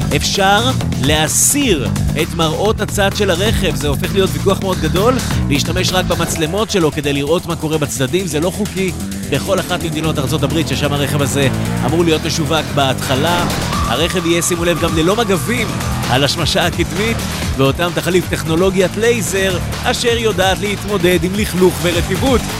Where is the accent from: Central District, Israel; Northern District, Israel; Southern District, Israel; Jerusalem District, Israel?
Central District, Israel; Netanya; כמו שאומרים אצלנו בנתניה